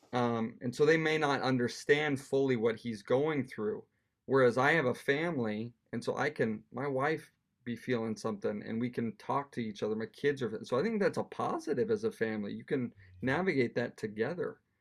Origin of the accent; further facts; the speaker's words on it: Wyoming, United States; moved away as an adult; now in Edinburgh, United Kingdom; we come from Wyoming, which is quite rural. You know, the biggest town we ever lived in was thirty thousand